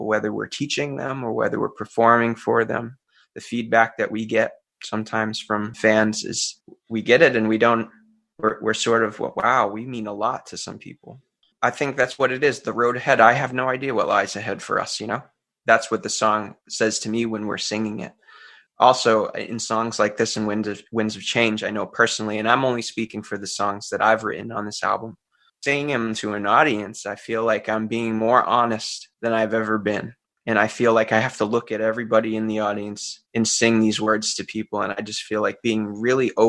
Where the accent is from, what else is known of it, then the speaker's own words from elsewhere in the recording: Central Massachusetts, United States; also born or lived in North Carolina (mother's origin) / Florida (summers); I grew up in Central Massachusetts